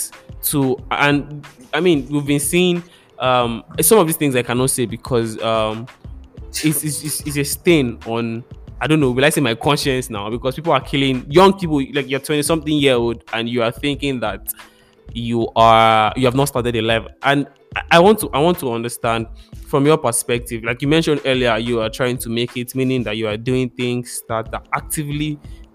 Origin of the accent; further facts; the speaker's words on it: Lagos, Abeokuta, Ibadan, South West Nigeria, Nigeria; growing up in Lagos, Abeokuta, Ibadan, the West, basically, Yoruba was the thing